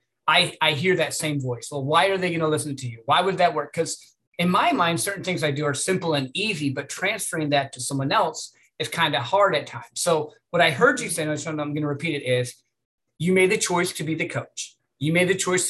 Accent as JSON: {"language": "English", "region": "Midwest", "country": "United States", "tie": "born or raised there", "said": "I grew up in the Midwest"}